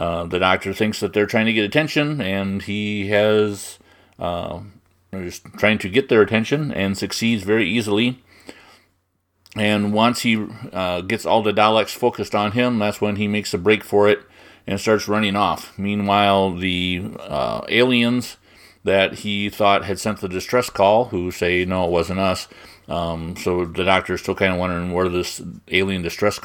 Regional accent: United States; I'm American

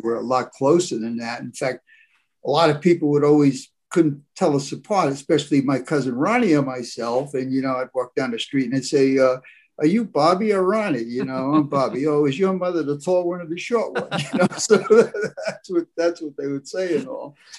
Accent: New Rochelle, New York, United States; I was brought up in the West, okay, up the West, West New Rochelle, New York, 45 minutes from Broadway

